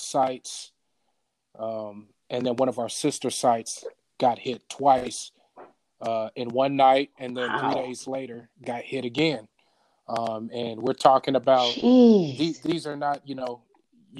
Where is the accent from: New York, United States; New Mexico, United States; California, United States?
California, United States; Bay Area; Born and raised in the Bay Area.